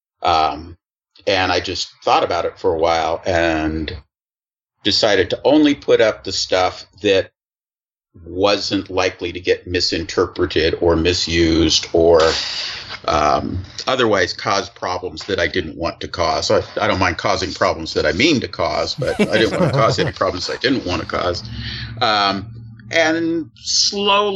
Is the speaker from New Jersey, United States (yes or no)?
no; Sonoma County, California, United States; moved away; Sonoma County. If you read about the recent wildfires in the news, the first city that destroyed was actually my hometown